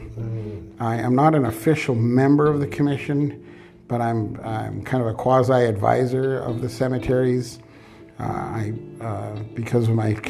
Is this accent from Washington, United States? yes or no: yes; Roslyn, Washington, United States; also born or lived in Seattle, Washington / Ellensburg, Washington / San Francisco, California / Marin County, California; I was born in Seattle, raised in Roslyn and South Clay Elum, a third generation Upper County resident. My mother's side of the family immigrated from Croatia around World War I. And my father's family is from Spokane.